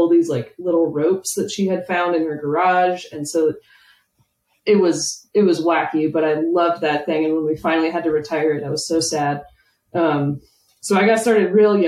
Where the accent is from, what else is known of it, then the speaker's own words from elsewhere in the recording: Atlanta, Georgia, United States; now in Oklahoma, United States; I'm from the Atlanta area